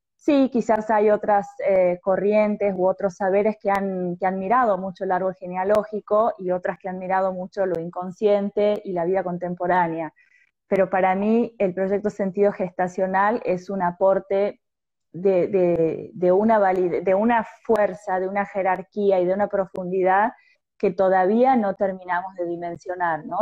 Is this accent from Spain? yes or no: no; Argentina; also born or lived in Tucumán; de Argentina